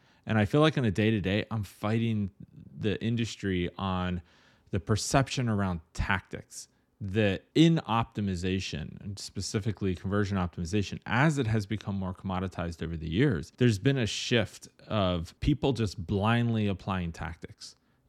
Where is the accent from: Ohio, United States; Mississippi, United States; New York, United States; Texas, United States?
Ohio, United States; I grew up in Ohio, and 2 inches of snow was like, get your boots on and get to school.